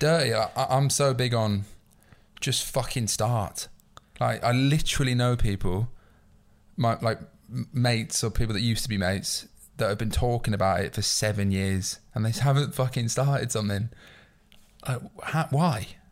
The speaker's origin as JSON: {"language": "English", "town": "York", "region": "Yorkshire and the Humber", "country": "United Kingdom", "tie": "born or raised there", "moved": "as an adult", "lives_now": "London, United Kingdom", "said": "I'm not from London. Like, my, my mum's from London, my dad's Irish, she's from Dublin, but I grew up in York, where I'm from"}